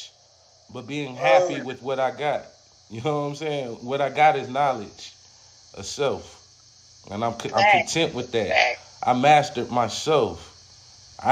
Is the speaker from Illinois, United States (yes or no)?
no; California, United States; now in Charlotte, United States; I'm all the way in Charlotte. I'm from California.